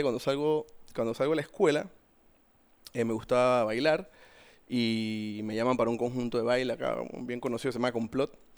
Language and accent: Spanish; Panama; soy panameño, 42 años